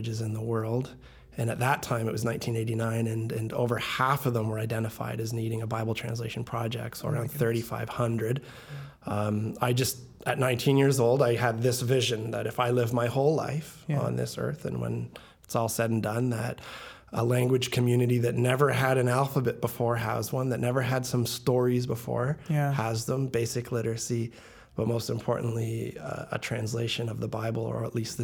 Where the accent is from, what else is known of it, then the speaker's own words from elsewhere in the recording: Toronto, Ontario, Canada; moved away as an adult; now in Tanzania; I grew up in Scarborough, Ontario, to Jamaican immigrants